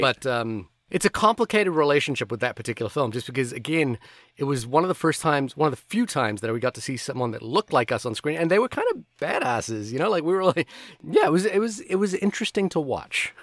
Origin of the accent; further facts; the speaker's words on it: Fiji; I'm Indian. I grew up in Fiji